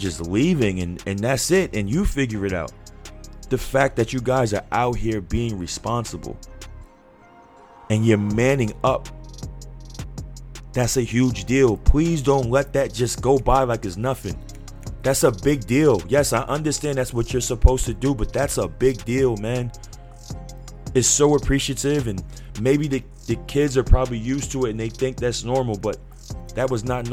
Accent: New York City, New York, United States; I'm from New York City.

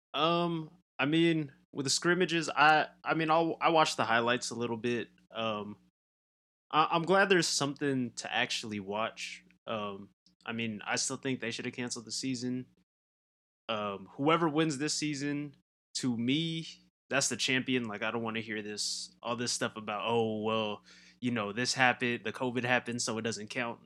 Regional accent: Southern California, United States; growing up in Southern California

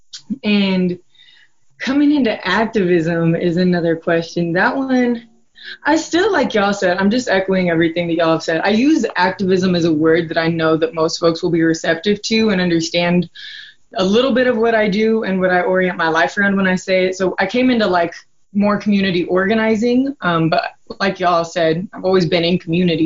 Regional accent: Caldwell, Idaho, United States; now in Boise, United States; I'm from proudly Caldwell. We call it the 2C, you know. I had lived there my entire life. I grew up in like a little area called Manchester Park

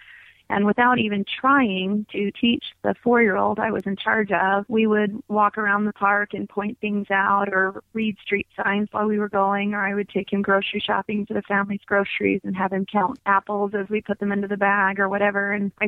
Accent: Virginia Beach, Virginia, United States; also born or lived in North Carolina / Georgia / Kentucky; I was born in North Carolina, moved with my family to Georgia and then Kentucky and then Virginia as a teenager. I did high school in Virginia Beach.

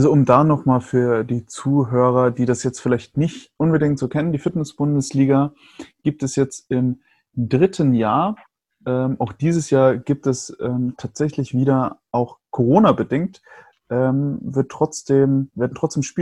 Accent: Germany

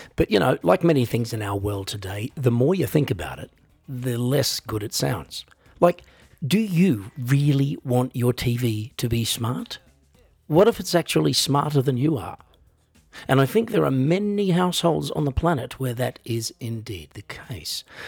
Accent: Australia; I am an Australian

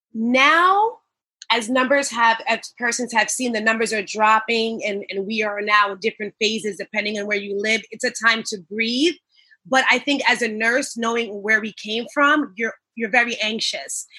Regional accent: Long Island, New York, United States; also born or lived in Brooklyn; I hail from Long Island. I'm now a Long Islander for years. Came here from Brooklyn when I was two

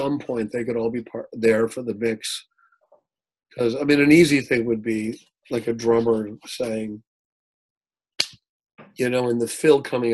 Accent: Milwaukee, Wisconsin, United States; I was from Milwaukee

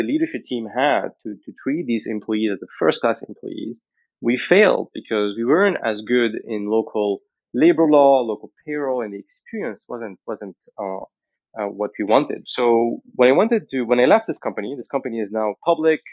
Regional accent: Lebanon; moved away; I was born in Lebanon in the 1980

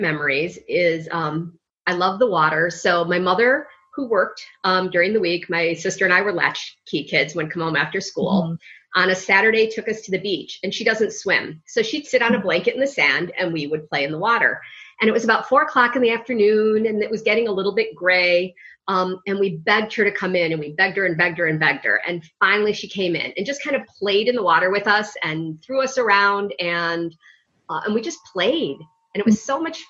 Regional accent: Chicago, Illinois, United States; I still live in Chicago. I grew up in Chicago, right downtown in the big bad city, in Lincoln Park, DePaul area

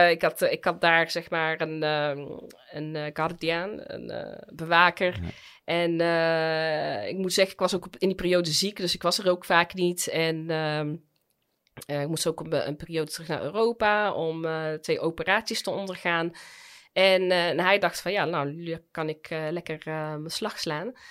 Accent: United Arab Emirates; now in Netherlands; Want ja, ik kom uit de Emiraten, waar je als vrouw op handen gedragen wordt.

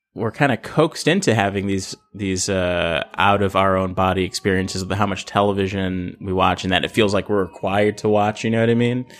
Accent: Los Angeles, California, United States; I grew up in South Central L

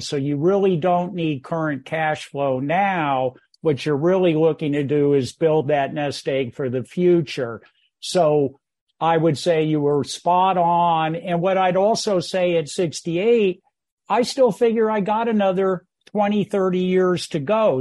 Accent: Bay Area, California, United States; moved away as an adult; also born or lived in San Francisco, California / Menlo Park, California; now in Greenville, South Carolina, United States; my life partner and I are Bay Area born and bred

